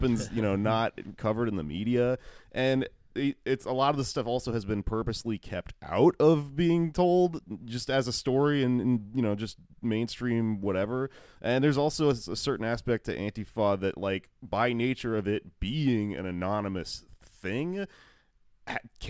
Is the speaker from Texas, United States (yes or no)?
yes; Texas, United States; I grew up in Texas